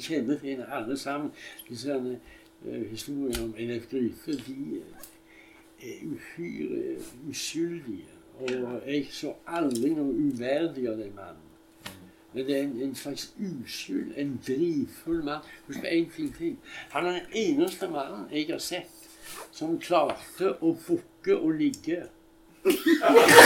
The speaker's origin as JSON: {"language": "Norwegian", "town": "Stavanger", "region": "Rogaland", "country": "Norway", "said": "jeg kom fra Hillevåg"}